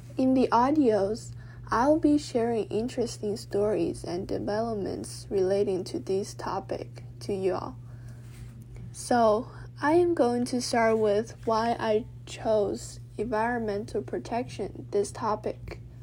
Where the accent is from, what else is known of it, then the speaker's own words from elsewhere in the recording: Dali, Yunnan, China; also born or lived in Beijing, China; we decided to move to Dali, Yunnan, where the air is clear and sunny